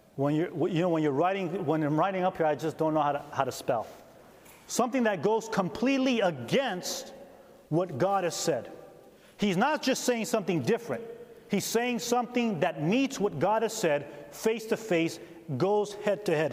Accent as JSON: {"language": "English", "region": "California", "country": "United States", "also_born_or_lived": "Upper Peninsula, Michigan", "moved": "yes", "lives_now": "Upper Peninsula of Michigan, United States", "said": "I'm from California"}